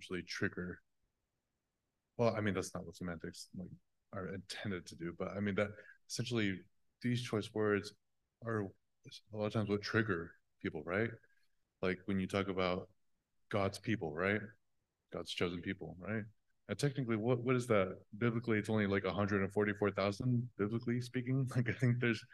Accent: Oklahoma, United States; we in Oklahoma have a connection to them in this religion

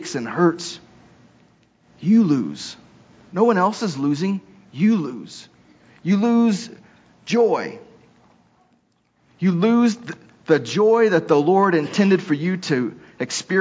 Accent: Texas, United States; moved away; I grew up in Texas

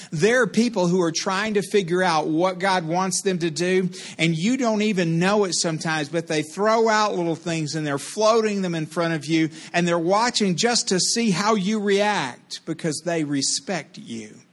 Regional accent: Texas, United States; She came from Tennessee. I came from Texas, whom Tennessee helped.

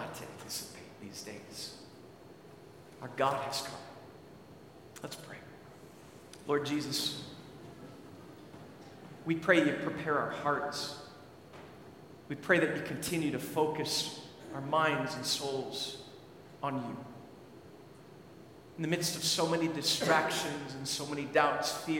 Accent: Lester Prairie, Minnesota, United States; moved away as an adult; also born or lived in River Forest, Illinois; I grew up in Lester Prairie, Minnesota, a town of 1,000 people

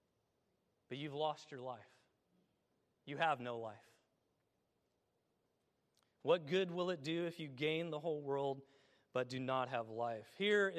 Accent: Illinois, United States; my home state of Illinois

